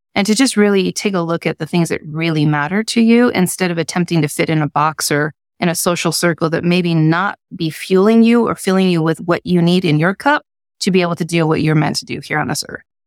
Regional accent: Salt Lake Valley, Utah, United States; I grew up in Utah in Salt Lake Valley

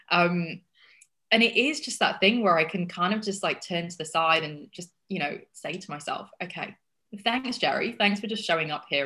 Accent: Yorkshire and the Humber, United Kingdom; also born or lived in Australia / United States; odd accent because I've lived in Australia and I've lived in America and I've lived in England and I'm from Yorkshire in in England, which has got they have a really strong accent there.

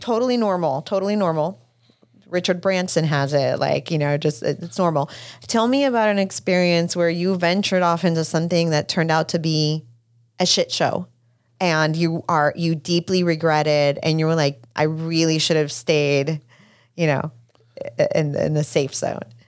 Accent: Puerto Rico; moved away; I grew up in Puerto Rico

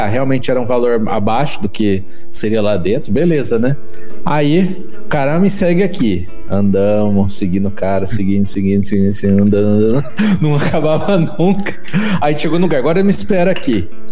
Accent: Brazil

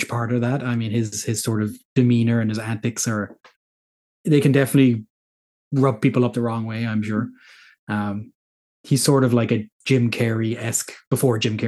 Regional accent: Ireland; Yes. Yeah, I am. I'm Irish.

